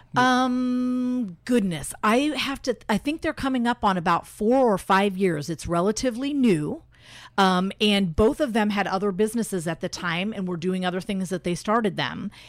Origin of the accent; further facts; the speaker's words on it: Elkhart, Indiana, United States; moved away as an adult; also born or lived in Bloomington, Indiana / Miami, Florida / California / Phoenix, Arizona; now in Indianapolis, United States; I'm originally from Elkhart, Indiana